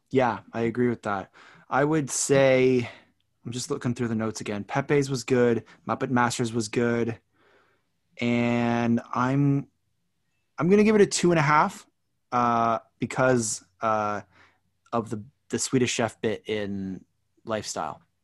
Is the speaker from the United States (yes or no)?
no; Canada; now in Toronto, Canada; being a Canadian